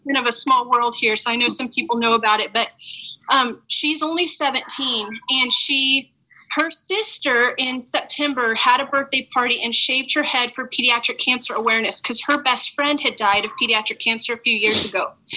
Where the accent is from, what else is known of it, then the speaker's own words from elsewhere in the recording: Farmington, United States; moved away; I grew up in Farmington